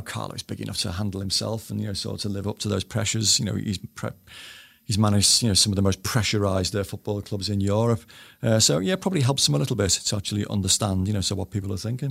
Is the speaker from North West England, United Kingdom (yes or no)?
yes; Bootle, North West England, United Kingdom; I was brought up in Bootle